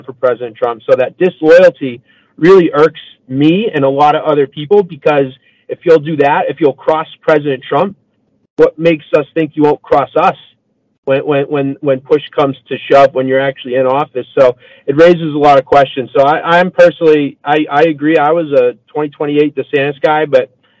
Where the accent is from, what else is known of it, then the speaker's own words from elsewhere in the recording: Massachusetts, United States; moved away; I'm originally from Massachusetts.